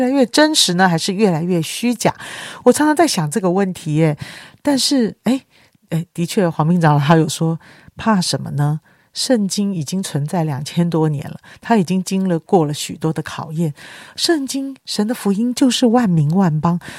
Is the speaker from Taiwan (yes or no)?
no; China; 人怎么能不劳而获呢？人怎么能不一分耕耘一分收获啊？这就是我们中国人的。